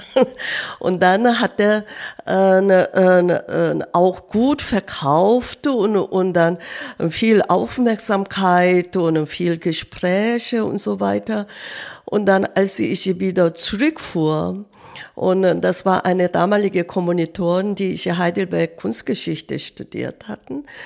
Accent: South Korea; German is a second language; moved away; ich bin Kriegsjahr in Korea geboren.

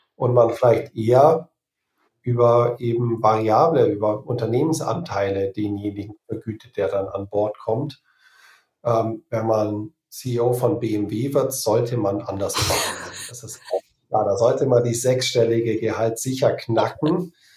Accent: Germany; moved away as an adult; also born or lived in Australia; ich wieder zurück nach Deutschland kommen möchte

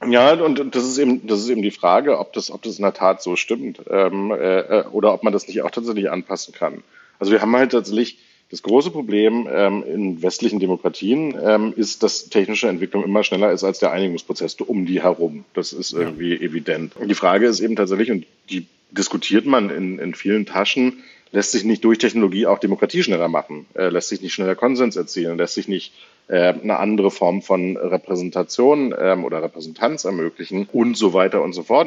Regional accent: Germany; wir eben als Deutsche

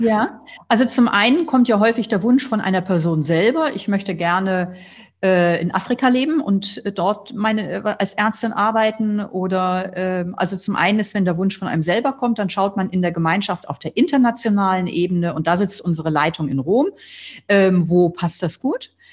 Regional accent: near Flensburg, Schleswig-Holstein, Germany; Ich bin am Meer aufgewachsen in der Nähe von Flensburg

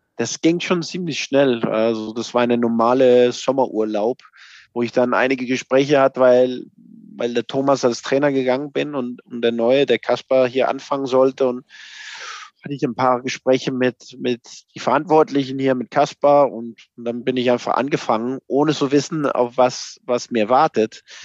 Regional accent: Copenhagen, Capital Region of Denmark, Denmark; German is a second language; moved away as an adult; now in Mainz, Germany; ich bin aufgewachsen in Kopenhagen

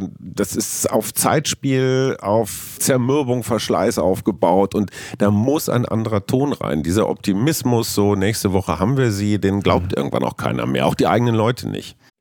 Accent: Münster, North Rhine-Westphalia, Germany; meiner Heimatstadt Münster

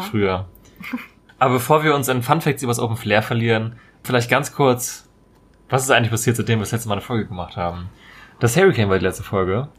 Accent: Marburg, Hesse, Germany; das ist relativ nahe meiner Heimatstadt eigentlich. In, äh, komme ursprünglich aus Marburg in Hessen.

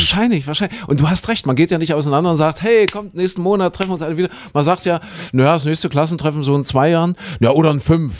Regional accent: Köthen, Saxony-Anhalt, Germany; moved away; in meiner alten Heimat in Kuhköthen, ja, in Sachsen-Anhalt.

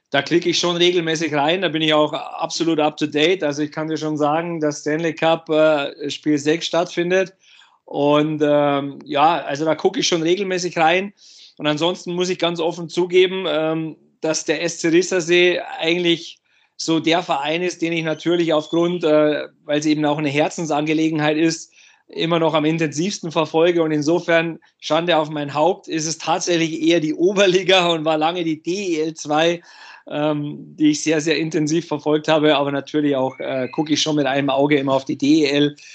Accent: Bavaria, Germany; als Junge, äh, ich habe die Eishockey-Begeisterung der Eltern mitbekommen, auch im Umfeld äh, bei uns in Bayern äh, war ja Eishockey immer ein großes Thema.

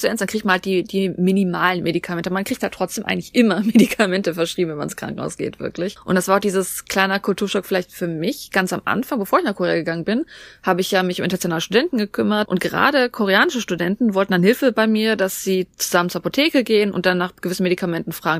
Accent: Germany; wir in Deutschland

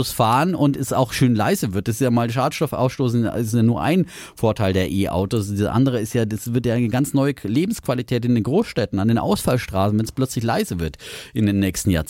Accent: East Germany, Germany; bin auch im Osten groß geworden

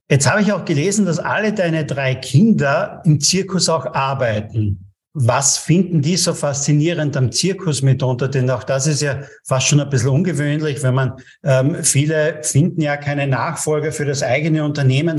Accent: Austria; bei uns in Österreich

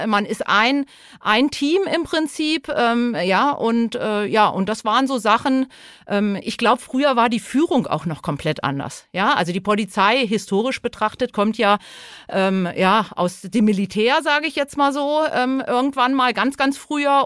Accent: Lower Saxony, Germany; moved away as an adult; also born or lived in Hesse; Ich komme ursprünglich aus Niedersachsen

